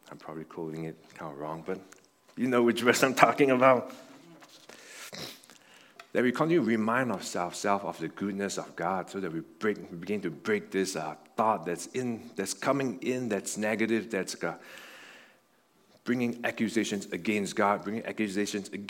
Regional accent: Buffalo, New York, United States; It's like some of you guys know, like I came from Buffalo. And in Buffalo, there's Niagara Falls there.

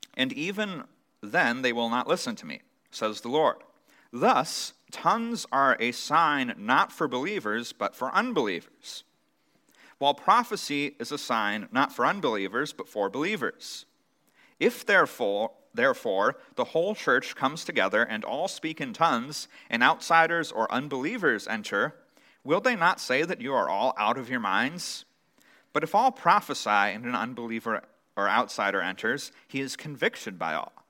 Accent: United States

